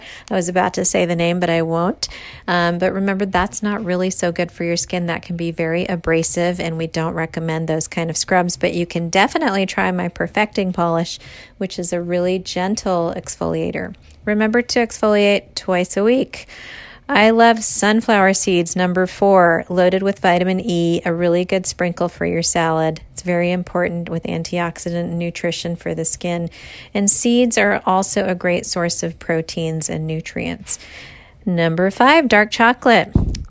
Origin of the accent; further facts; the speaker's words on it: India; Being an Indian girl, I love, love, love mango.